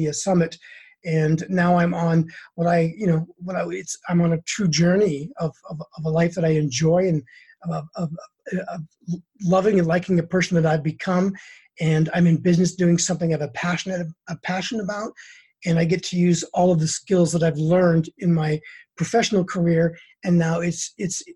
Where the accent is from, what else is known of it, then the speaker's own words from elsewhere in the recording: Prince George, British Columbia, Canada; moved away as an adult; now in United States; I was in my hometown in Prince George